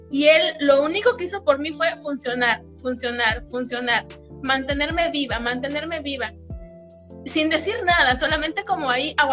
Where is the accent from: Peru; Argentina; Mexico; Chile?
Mexico; soy de México, tengo 34 años